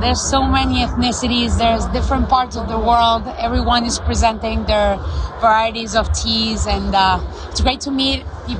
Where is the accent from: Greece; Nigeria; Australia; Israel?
Greece; northern Greece; we're originally from the north of Greece.